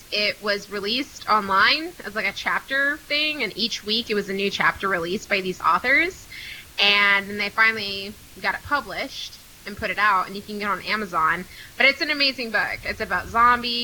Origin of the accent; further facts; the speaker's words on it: United States; as an American